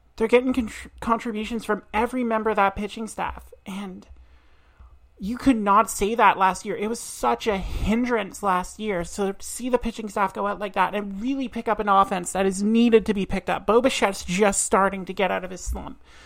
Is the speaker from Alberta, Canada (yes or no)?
no; Truro, Nova Scotia, Canada; now in Halifax, Canada; I am Nova Scotian. I was born and raised in Truro, and now live in Halifax.